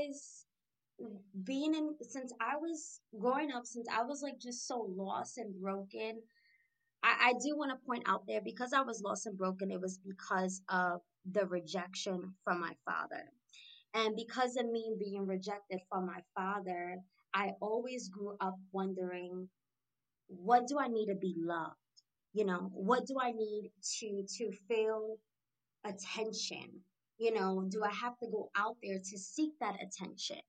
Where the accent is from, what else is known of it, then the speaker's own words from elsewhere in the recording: New York City, New York, United States; moved away as an adult; now in Shreveport, United States; I'm born and raised in Brooklyn, New York. I'm currently residing and living in Shreveport, Louisiana